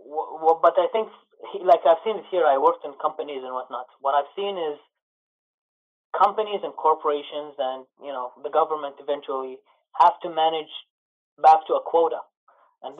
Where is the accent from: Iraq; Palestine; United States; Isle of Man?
Iraq; now in Canada; I'm from Iraq.